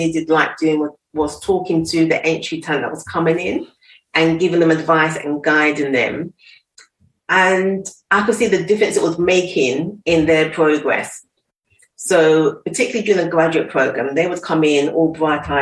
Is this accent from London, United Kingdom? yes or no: yes; London, United Kingdom; I'm school in East London